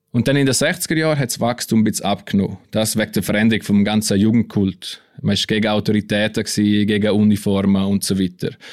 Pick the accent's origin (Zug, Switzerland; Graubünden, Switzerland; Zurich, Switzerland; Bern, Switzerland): Graubünden, Switzerland; Also als Bündner habe ich da ein bisschen Heimatgefühl gekriegt